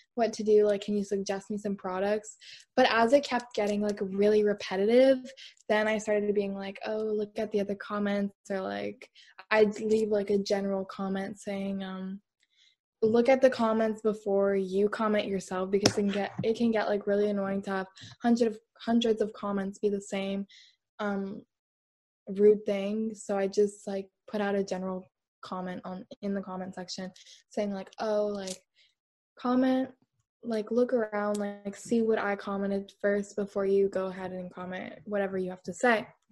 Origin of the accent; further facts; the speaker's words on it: Canada; I'm from Canada